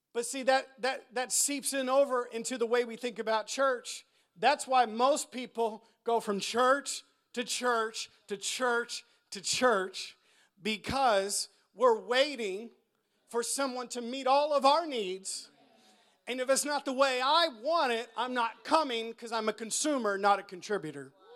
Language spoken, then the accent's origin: English; United States; us Americans